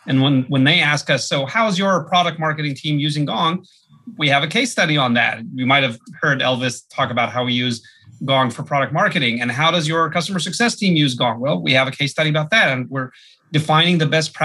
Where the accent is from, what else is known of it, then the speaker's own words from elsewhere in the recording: Israel; moved away as an adult; now in San Francisco, United States; I'm a first generation Israeli